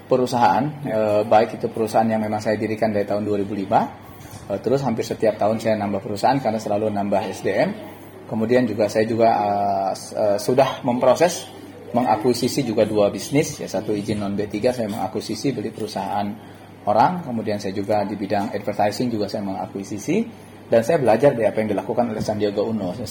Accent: Cikarang, West Java, Indonesia; saya sebagai orang Cikarang atau kita yang ada hidup di kawasan industri

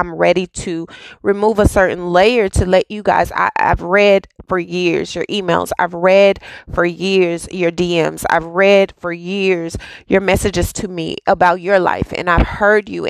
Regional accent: Dallas, Texas, United States; a girl who was born and raised in Oak Cliff

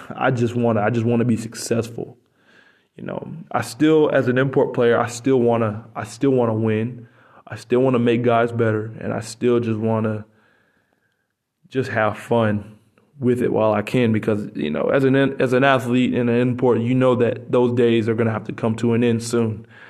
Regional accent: United States; moved away as an adult; now in Poland; I'm American

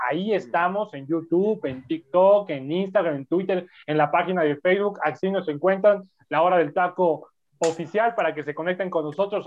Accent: Mexico; nosotros tenemos como mexicanos

